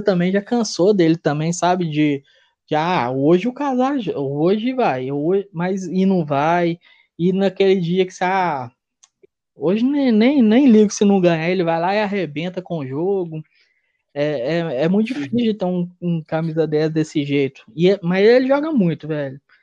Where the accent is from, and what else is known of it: Minas Gerais, Brazil